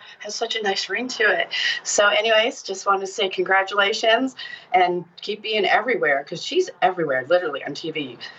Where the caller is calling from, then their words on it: Pahrump, Nevada, United States; I'm calling from Pahrump, Nevada.